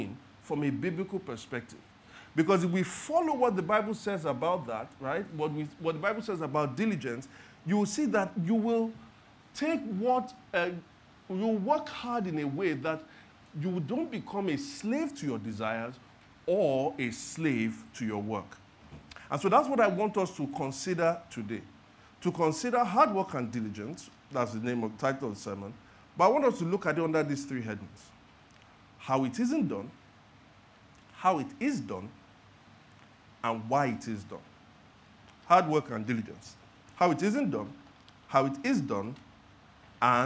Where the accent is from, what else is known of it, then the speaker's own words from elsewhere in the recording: Lagos, Nigeria; I was born and raised in Lagos.